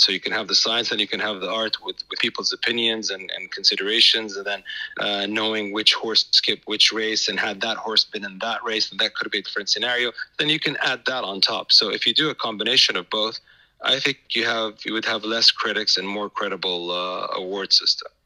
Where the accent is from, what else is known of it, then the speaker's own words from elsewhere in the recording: Saudi Arabia; it's my hometown